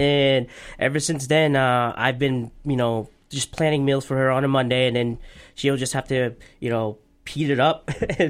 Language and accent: English; Portland, Maine, United States; also born or lived in California; I grew up in California. That's where I was born. Came here when I was 7. Obviously went to Reiki, King Middle, so I kind of know the area. I've been here most of my life, 25 years in Maine.